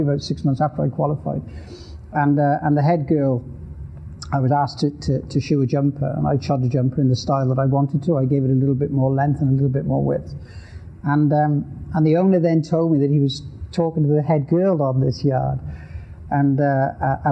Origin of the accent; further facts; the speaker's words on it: the Welsh Hills, Wales, United Kingdom; I grew up in the Welsh Hills in Wales